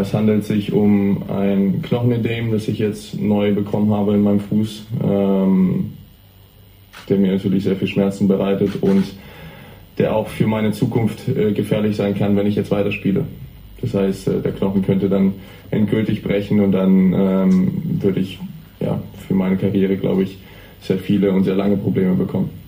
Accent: Hamburg, Germany; da es ja auch nicht nur in Deutschland ist, sondern wirklich in meiner Heimatstadt, wollte ich natürlich unbedingt hier dabei sein.

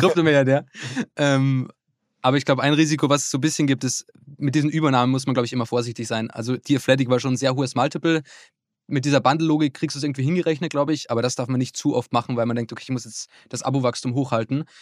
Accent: Upper Austria, Austria; now in Hamburg, Germany; in meinem Heimatort, das ist in Oberösterreich

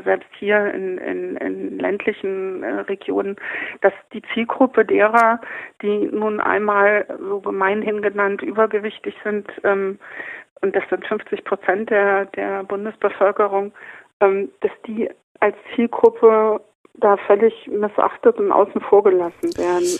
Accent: Kassel, Hesse, Germany; moved away; also born or lived in Munich; Ich habe 30 Jahre in München gelebt, komme aber aus Kassel, bin in Kassel geboren

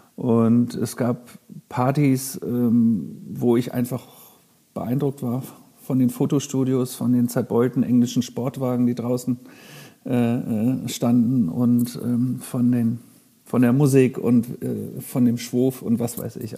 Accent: Frankfurt, Hesse, Germany; also born or lived in Minden; now in Hamburg, Germany; Ich komme ja aus Frankfurt ehemals.

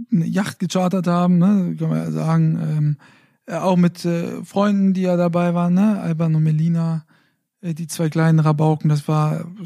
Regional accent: Fulda, Hesse, Germany; hatten ja eigentlich ein Sofa bestellt, dann äh, äh, auch noch in meiner Heimatstadt Fulda.

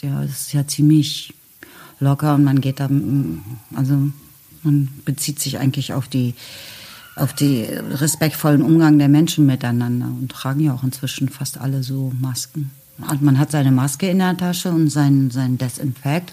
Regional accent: West Germany, Germany; now in Berlin, Germany; ich komme aus dem Westen

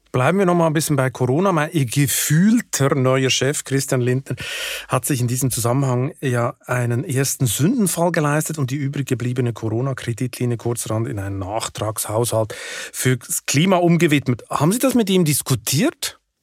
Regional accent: Switzerland; als Schweizer geübt in der direkten Demokratie

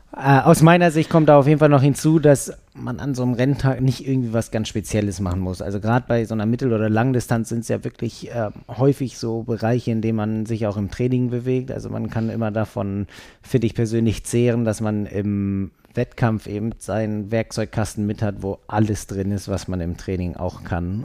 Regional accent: Berlin, Germany; now in Hamburg, Germany; ich komme aus Berlin

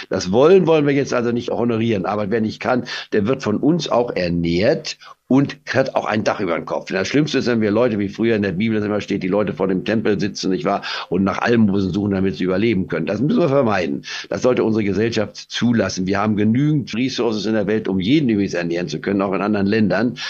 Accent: Goslar, Lower Saxony, Germany; also born or lived in Leipzig; now in Spain; obwohl ich in Leipzig geboren war, aber wir waren frühzeitig schon aus Leipzig weggegangen in den Harz und bin dann in Goslar am Harz

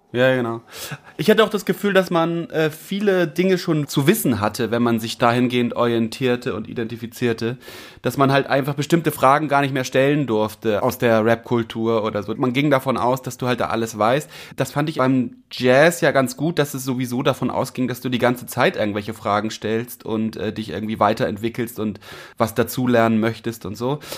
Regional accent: Hamburg, Germany; so einem Bildungsbürgertum, mit dem man groß geworden ist in Eimsbüttel-Eppendorf

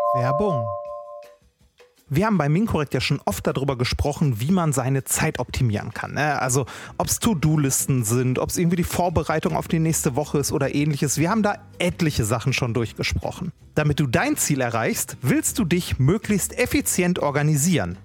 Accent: Essen, North Rhine-Westphalia, Germany; meiner Heimatstadt, in Essen

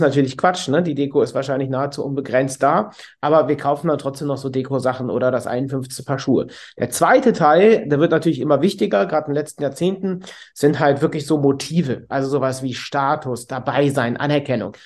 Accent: Cologne, North Rhine-Westphalia, Germany; bin aus Köln, 37 Jahre alt

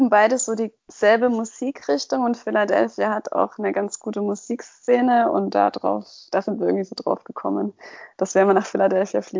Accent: Kitzingen, Bavaria, Germany; als ich wieder zurück in meine Heimat gezogen bin nach Kitzingen

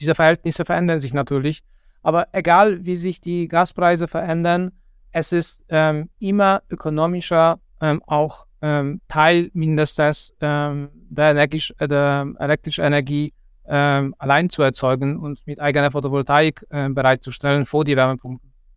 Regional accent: Poland; moved away as an adult; also born or lived in Kassel, Germany; now in Germany; ich komme ursprünglich aus Polen und dort habe ich Ingenieurbauwesen studiert.

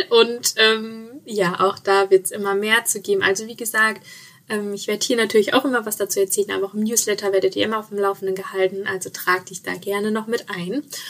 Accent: Sauerland, North Rhine-Westphalia, Germany; moved away; ich komme ja ursprünglich aus dem Sauerland

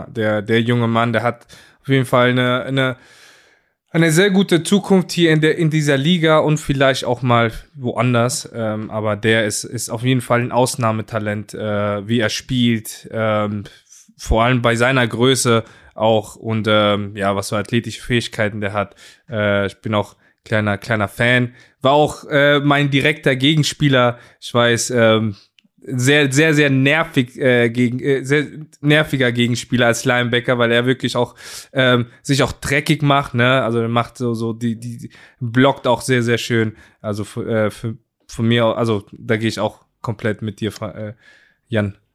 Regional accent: Hamburg, Germany; das tut weh als Hamburger, aber ich, ich, ich äh, glaube auch, dass Glenn leer ausgeht.

